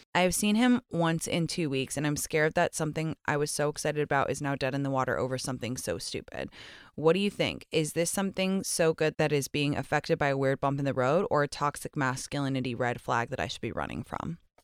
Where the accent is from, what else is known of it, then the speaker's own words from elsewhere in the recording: England, United Kingdom; moved away; I grew up in England